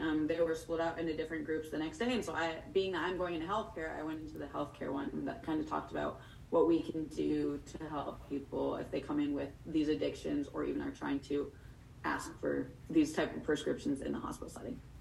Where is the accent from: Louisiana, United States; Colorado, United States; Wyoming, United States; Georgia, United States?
Wyoming, United States; Torrington; I'm actually from Torrington, Wyoming, which is a small little town of six thousand people.